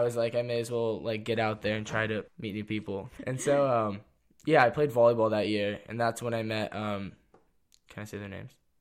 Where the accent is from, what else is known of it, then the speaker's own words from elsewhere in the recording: Santa Cruz, California, United States; also born or lived in San Jose / Los Gatos; I grew up in Santa Cruz